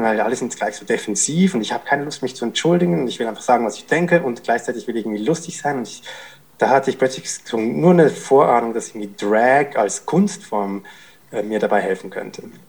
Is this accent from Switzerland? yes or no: yes; Zurich, Switzerland; Ich bin in Zürich in Schwammendingen aufgewachsen